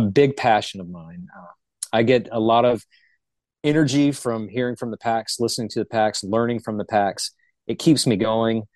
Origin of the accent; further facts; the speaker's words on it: Charlotte, North Carolina, United States; I'm originally from Charlotte. I'm what the locals consider a, a, unicorn. There's not many of us that are actually born and raised in the Charlotte vicinity